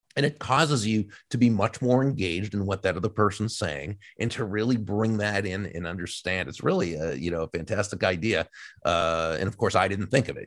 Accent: outside of Boston, Massachusetts, United States; I, I grew up outside of Boston

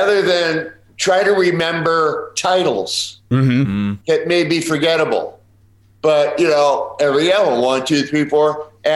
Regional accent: Chicago, Illinois, United States; now in Calabasas, United States; we're Chicago guys.

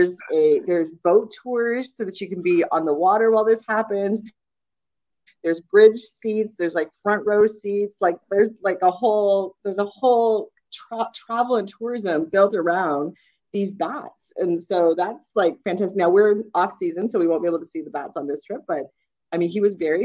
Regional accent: Toronto, Ontario, Canada; we're from Toronto

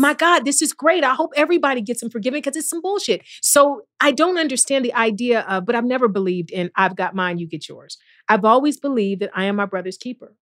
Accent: East Cleveland, Ohio, United States; I'm from East Cleveland.

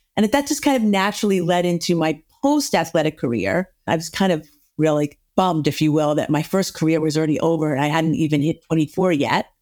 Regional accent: the North, United States; I was from the North and I was working in the South.

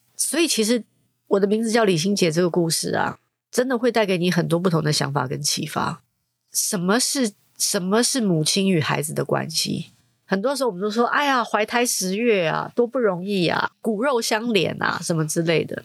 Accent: Taiwan; 身为一个台湾人

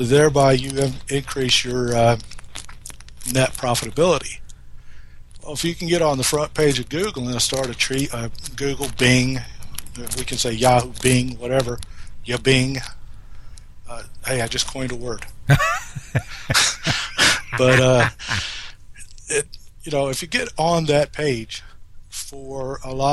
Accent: South Carolina, United States; moved away; I'm from South Carolina originally

